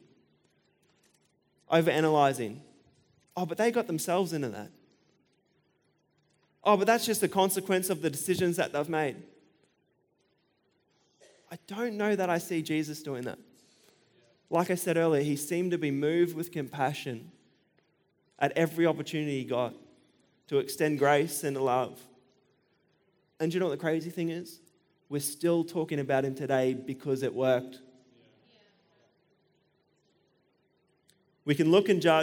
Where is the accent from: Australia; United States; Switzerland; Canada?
Australia; I'm an Australian